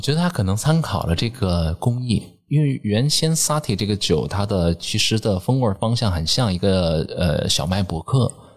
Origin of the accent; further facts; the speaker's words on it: Shandong, China; now in Pinggu, Beijing, China; 我是个山东人